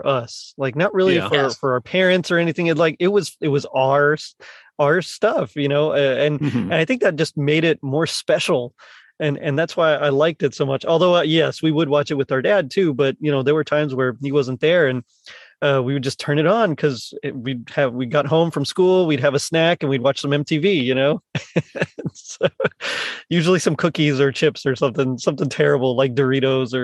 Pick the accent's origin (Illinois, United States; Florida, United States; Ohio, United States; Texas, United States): Texas, United States; I'm from Texas, so Tex-Mex